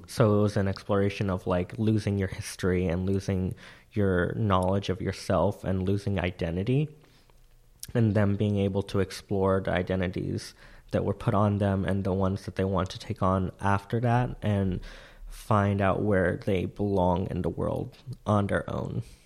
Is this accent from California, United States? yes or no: no; Central Florida, United States; moved away; I was raised in Central Florida